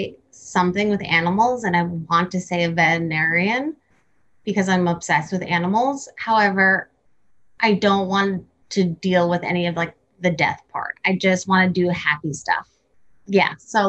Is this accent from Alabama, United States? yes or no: no; Cranford, New Jersey, United States; I grew up in Cranford. Oh. Which is New Jersey as well.